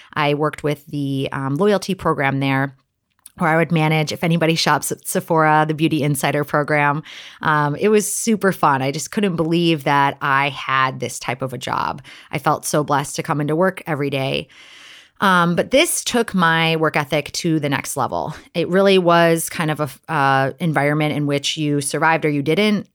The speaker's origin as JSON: {"language": "English", "region": "Wisconsin", "country": "United States", "tie": "born or raised there", "said": "I'm from Wisconsin, a really small town"}